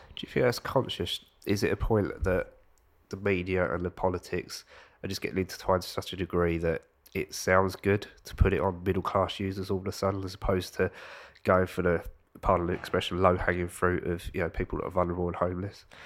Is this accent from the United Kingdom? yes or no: yes; United Kingdom; I'm not from London